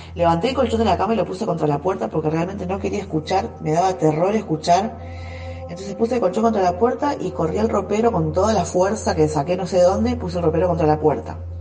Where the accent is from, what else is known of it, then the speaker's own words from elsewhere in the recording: San Lorenzo, Argentina; soy de la ciudad de San Lorenzo